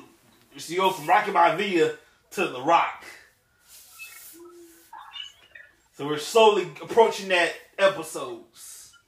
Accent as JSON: {"language": "English", "country": "Samoa", "said": "I'm from Samoa to Fiji."}